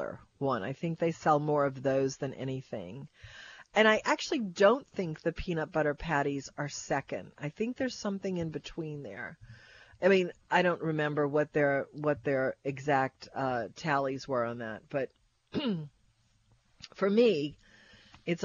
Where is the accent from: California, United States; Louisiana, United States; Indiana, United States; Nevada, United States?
Louisiana, United States; Kenner; I came from Westgate out in Kenner by Peak BMW